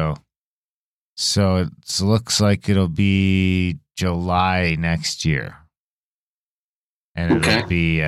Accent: Canada; we are from Canada

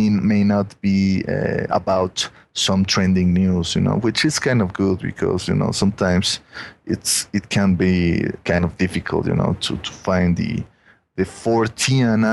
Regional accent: Mexico; accent: Mexican; my Mexican accent

